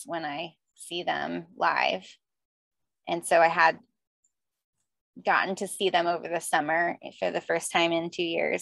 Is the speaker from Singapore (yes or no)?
no; South Florida, United States; I grew up in South Florida